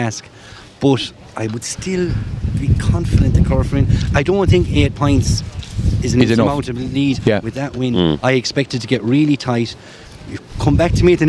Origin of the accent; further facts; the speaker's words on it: Clarecastle, Munster, Ireland; I'm from Clarecastle